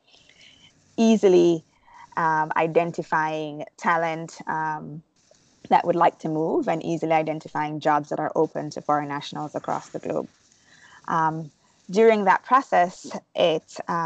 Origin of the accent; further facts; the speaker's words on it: Jamaica; moved away as an adult; now in United States; I'm originally from Jamaica. I was born and raised, and I moved to the States legally to work and go to school.